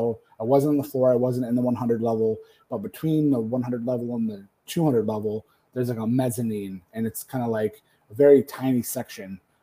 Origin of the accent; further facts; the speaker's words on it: Detroit, Michigan, United States; They're coming to my hometown